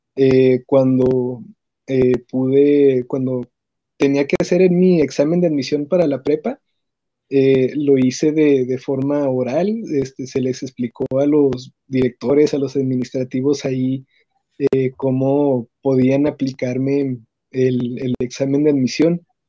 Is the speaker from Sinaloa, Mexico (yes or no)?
no; Ciudad Juárez, Chihuahua, Mexico; soy de Ciudad Juárez, Chihuahua